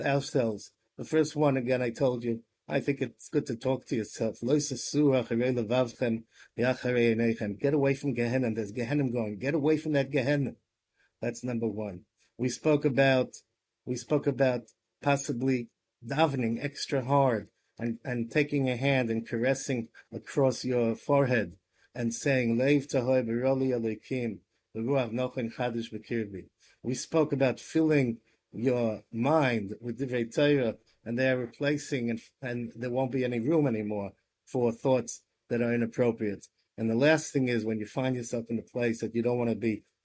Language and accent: English; United States; moved away as an adult; now in Israel